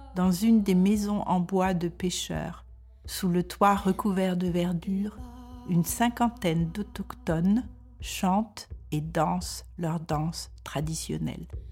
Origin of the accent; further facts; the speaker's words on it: France; moved away as an adult; now in Denmark; je suis française et je vis au Danemark depuis plus de 40 ans